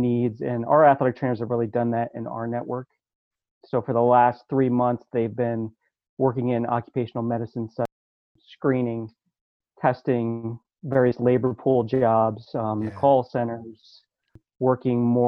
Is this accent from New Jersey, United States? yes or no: no; upstate New York, United States; moved away as an adult; now in Bethlehem, United States; a kid growing up in the New York, upstate New York